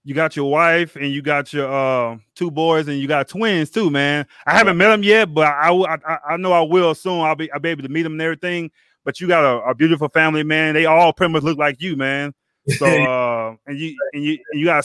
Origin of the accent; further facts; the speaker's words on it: Beaumont, Texas, United States; now in Arizona, United States; growing up in Beaumont, Texas, where we both from. Born and raised in Beaumont, Texas